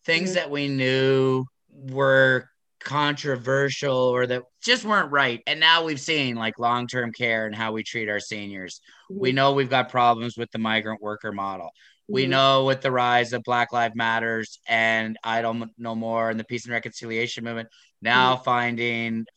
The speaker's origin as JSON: {"language": "English", "area": "Waterloo Region", "region": "Ontario", "country": "Canada", "tie": "born or raised there", "said": "growing up in Waterloo region on the Waterloo Moraine, on the Haldimand Tract"}